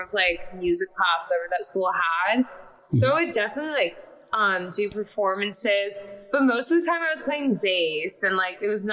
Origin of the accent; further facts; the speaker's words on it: Los Angeles, California, United States; also born or lived in Salem, Massachusetts; I grew up in California